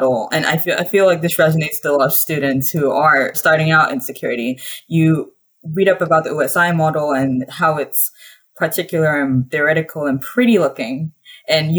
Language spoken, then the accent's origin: English; Nigeria; moved away as an adult; now in Urbana-Champaign, United States; I grew up in Nigeria, but I'm American